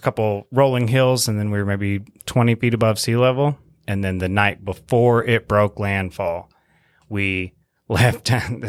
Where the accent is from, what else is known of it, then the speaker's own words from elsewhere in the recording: Mississippi, United States; moved away; I told him I was from Mississippi and I'd moved up here after Hurricane Katrina.